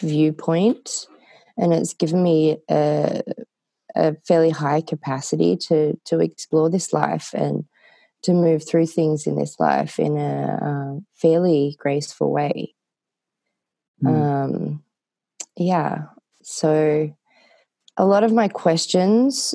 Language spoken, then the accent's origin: English; Australia; now in Nevada City, United States; I am Australian.